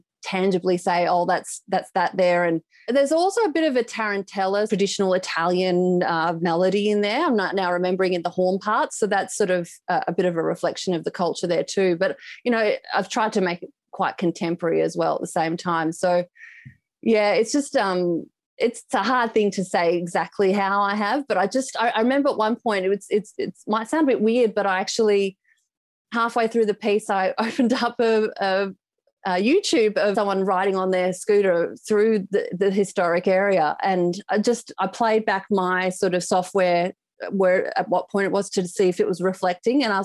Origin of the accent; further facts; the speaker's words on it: Perth, Western Australia, Australia; moved away as an adult; now in Melbourne, Australia; I was originally from Perth, so I've moved to Melbourne 6 years ago